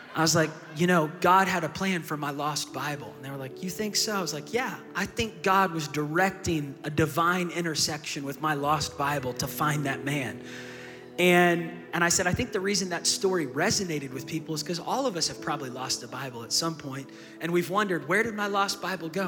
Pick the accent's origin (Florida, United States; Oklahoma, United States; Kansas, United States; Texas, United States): Oklahoma, United States; Tulsa; I'm from Tulsa, Oklahoma